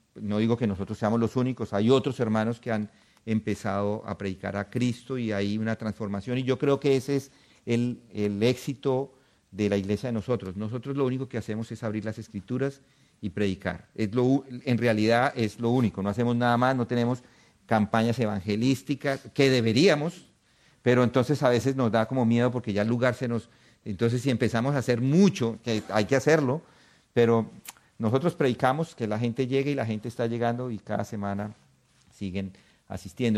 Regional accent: Colombia; moved away; Nosotros salimos en los 90 de Colombia

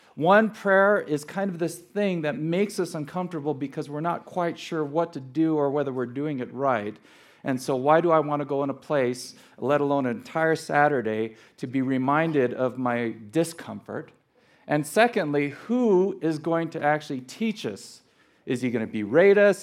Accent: Los Angeles, California, United States; also born or lived in Scottsdale, Arizona; was born and raised in Los Angeles

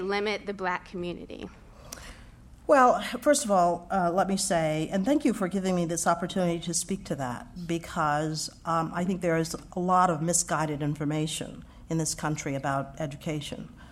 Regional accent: Houston, Texas, United States; moved away as an adult; I grew up in Texas.

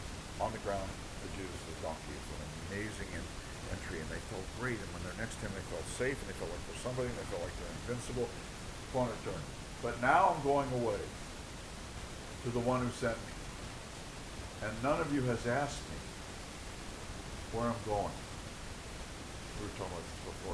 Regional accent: New York, United States; moved away; When I was a kid, growing up in New York

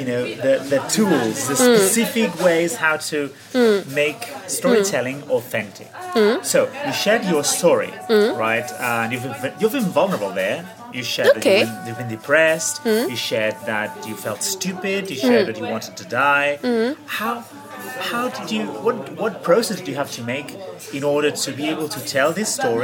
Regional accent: Barcelona, Catalonia, Spain; first language Catalan; English is a second language; moved away as an adult; also born or lived in London; I'm from Barcelona, from Catalonia. So English is my third language

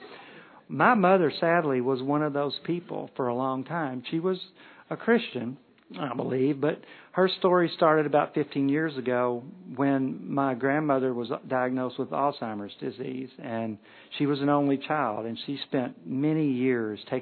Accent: Kentucky, United States; We're from Kentucky.

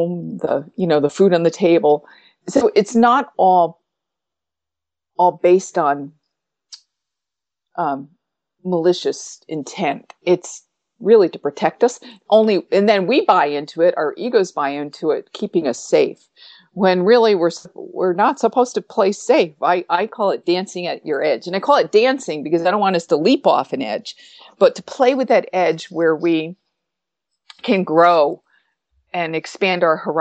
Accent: upstate New York, United States; I lived in upstate New York then. I was 2 hours from New York City

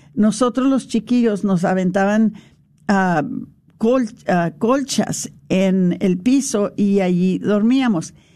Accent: El Paso, Texas, United States; nosotros nos criamos en, en El Paso.

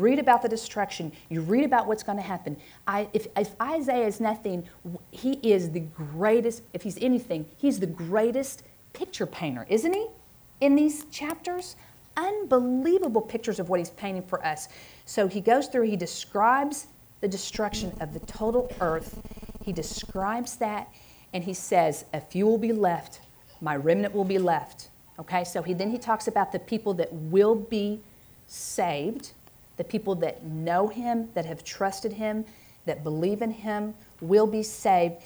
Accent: Oklahoma, United States; also born or lived in Stillwater, Oklahoma; I'm from Oklahoma

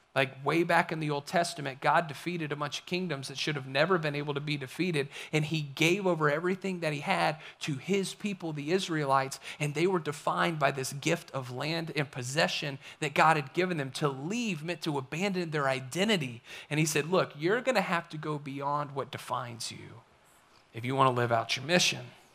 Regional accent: the Appalachians, United States; moved away; also born or lived in Kentucky / Florida / Kansas; I grew up in the Appalachians. I love the Appalachian Mountains. I love what you find in Tennessee and North Carolina. It is home for me

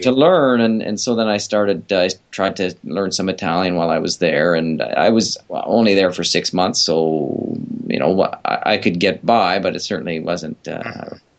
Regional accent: Vancouver, British Columbia, Canada; also born or lived in Japan; once we were back here in Vancouver, I remember being in school

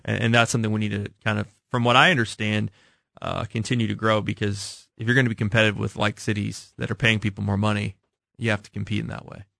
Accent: Kansas City, United States; I told her I was from Kansas City

